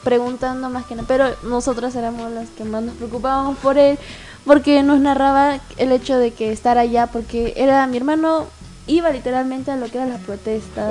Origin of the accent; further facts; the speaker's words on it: Tacna, Peru; Yo también soy de Tacna